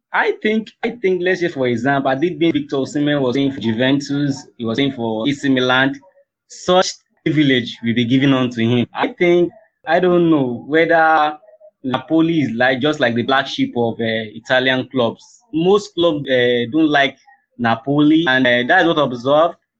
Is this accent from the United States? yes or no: no; Nigeria; We Nigerians